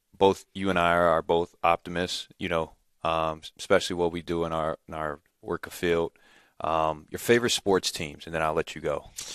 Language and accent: English; Gary, Indiana, United States; I'm always from Gary, and taught me a lot of values that I take with me to this day